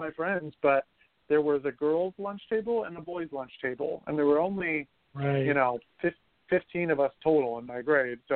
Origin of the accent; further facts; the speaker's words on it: Ohio, United States; moved away as an adult; also born or lived in Miami, Florida; I didn't have much of a tribe growing up in Ohio